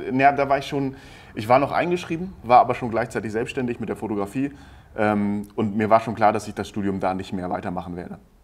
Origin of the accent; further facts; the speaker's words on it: Hamburg, Germany; moved away as an adult; ich komme eigentlich aus Norddeutschland, aus dem Raum Hamburg